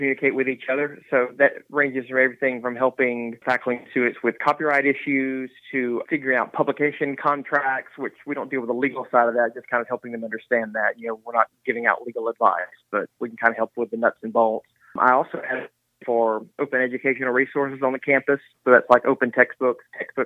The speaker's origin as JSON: {"language": "English", "town": "Moselle", "region": "Mississippi", "country": "United States", "also_born_or_lived": "Ellisville, Mississippi", "said": "I am from South Mississippi. I'm originally from Moselle."}